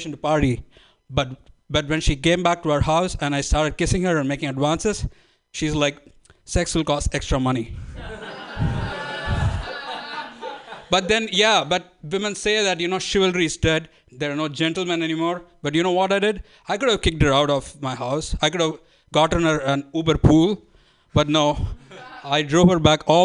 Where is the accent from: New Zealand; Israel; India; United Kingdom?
India; moved away as an adult; now in San Francisco, United States; I'm from India